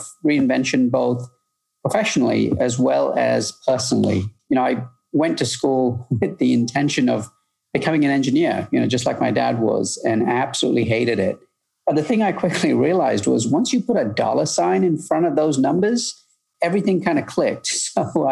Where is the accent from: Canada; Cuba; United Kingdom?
United Kingdom; moved away as an adult; also born or lived in Malaysia; now in Chicago, United States; I grew up in the UK